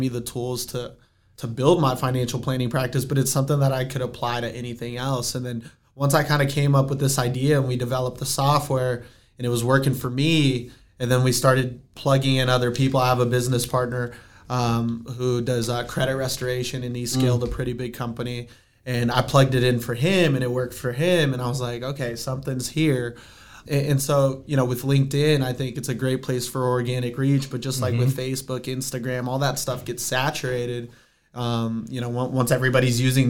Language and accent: English; Aurora, Colorado, United States; also born or lived in Brazil; I grew up in Aurora, Colorado